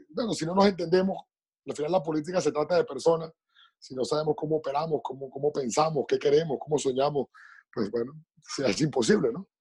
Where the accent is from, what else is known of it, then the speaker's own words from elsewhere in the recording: Venezuela; moved away; Somos venezolanos, estemos donde estemos